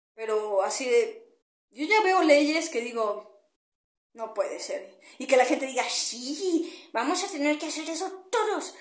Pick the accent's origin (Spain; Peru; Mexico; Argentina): Mexico; como mexicana te voy a explicar de, en la parte en la que yo he vivido y lo que tengo cerca